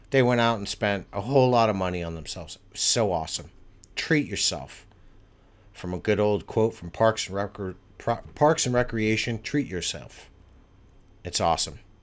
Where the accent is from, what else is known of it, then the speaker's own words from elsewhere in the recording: United States; moved away; I'm American and I'm living abroad